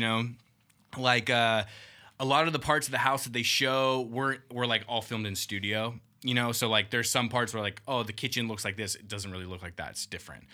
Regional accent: Whittier, California, United States; I grew up in Uptown Whittier

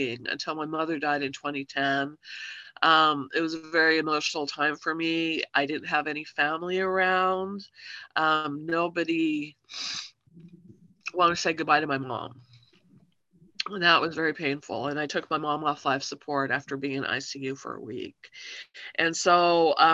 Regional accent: Salt Lake City, Utah, United States; I grew up in Salt Lake City, Utah in the 80s

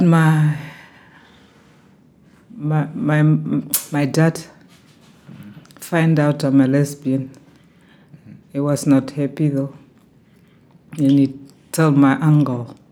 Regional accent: Namibia; now in Southport, United Kingdom; I'm from Namibia

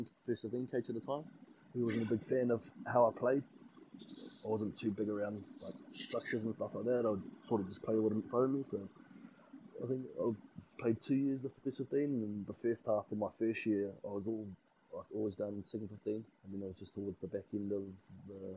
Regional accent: Wellington, New Zealand; moved away as an adult; also born or lived in Bay of Plenty; I grew up in Wellington, born and bred from Wellington, played all my junior rugby for Huddle Boys Marist

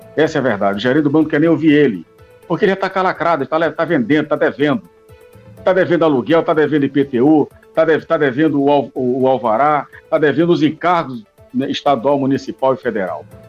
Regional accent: Brazil; como somos brasileiros

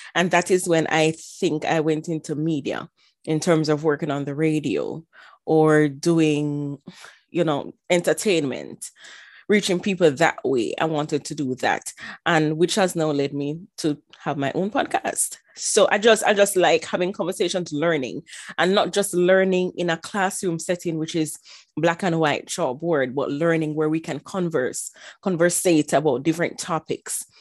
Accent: Jamaica; moved away as an adult; also born or lived in Ilorin, Nigeria; now in United States; in terms of growing up, I was actually growing up in Jamaica

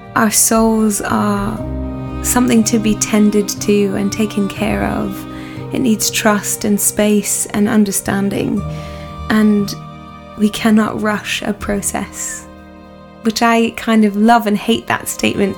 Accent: Burlington, Ontario, Canada; moved away as an adult; I'm Canadian by blood and birth, and I have um, grown up my first 18 years of life um, in Burlington, Ontario, a lovely suburb of Toronto

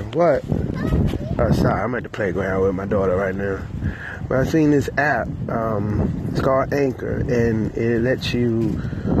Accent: Petersburg, Virginia, United States; I'm from Petersburg, Virginia

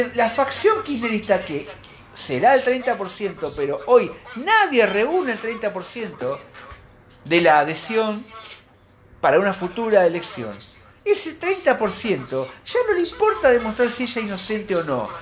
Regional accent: Argentina; a mí como argentino

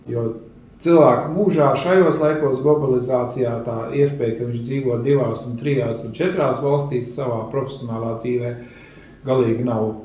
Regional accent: Germany; also born or lived in Scandinavia; es pats eh, esmu no Skandināvijas, bet eh, audzis Vācijā. Līdz ar to pārzina tās teritorijas.

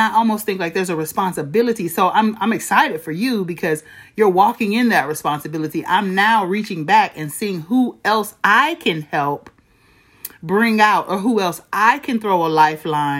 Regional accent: Flint, Michigan, United States; I was born and raised in Flint, Michigan

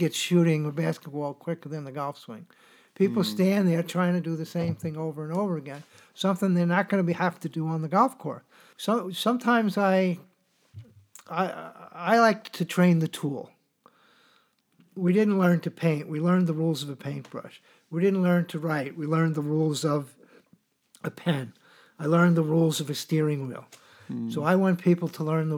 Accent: New York City, New York, United States; I grew up in New York City

